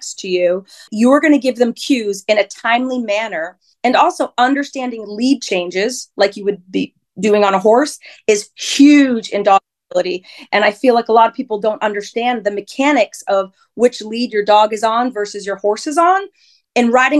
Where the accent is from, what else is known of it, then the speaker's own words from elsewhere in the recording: New Hampshire, United States; I grew up in New Hampshire, born and raised